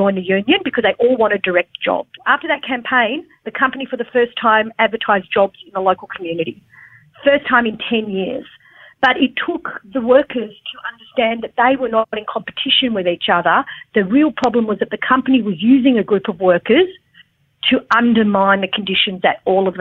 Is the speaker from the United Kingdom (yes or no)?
no; Australia; I'm an Australian, I'm Australian born, but I come from a migrant family